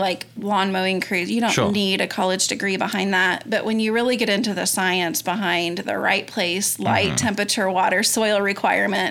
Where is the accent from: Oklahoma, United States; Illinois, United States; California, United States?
Oklahoma, United States; Yukon; My husband and I both grew up in UConn